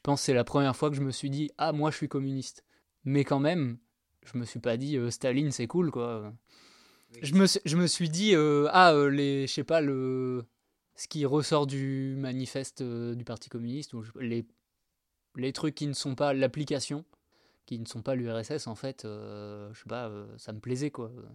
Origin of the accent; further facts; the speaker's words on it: Angoulême, Nouvelle-Aquitaine, France; je viens de Angoulême. Et eh ben, moi je viens de la campagne en fait. Pas tout à fait à Angoulême donc, mais pas loin.